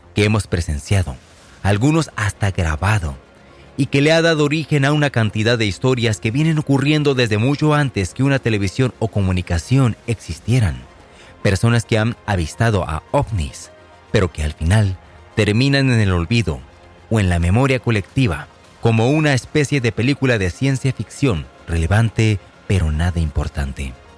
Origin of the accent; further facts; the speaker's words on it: Tecate, Baja California, Mexico; en mi natal pueblo de Tecate, Baja California